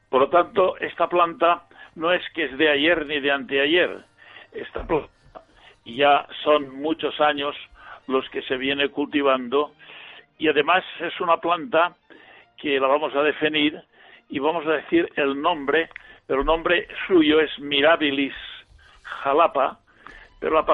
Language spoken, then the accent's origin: Spanish; Villarreal, Valencian Community, Spain; born or raised there